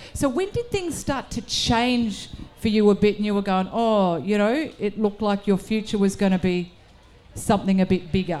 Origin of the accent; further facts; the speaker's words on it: South Australia, Australia; I'm South Australian